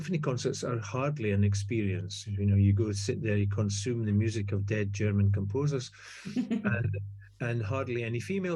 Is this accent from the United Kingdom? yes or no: yes; Scotland, United Kingdom; accent: Scottish; now in Pittsburgh, United States; as you can hear from my accent, I'm not Scottish for nothing.